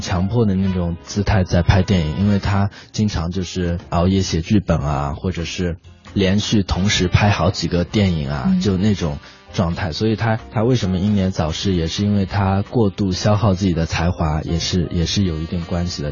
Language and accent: Chinese; China; 我们中国人